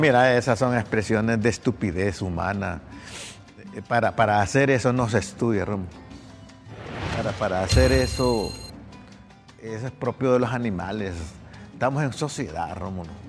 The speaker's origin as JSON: {"language": "Spanish", "country": "Honduras", "said": "todos somos hondureños"}